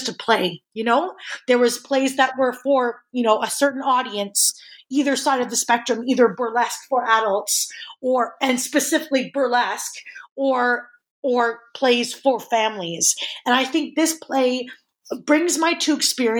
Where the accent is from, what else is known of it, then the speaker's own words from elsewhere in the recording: Edmonton, Alberta, Canada; a theater kid growing up in Edmonton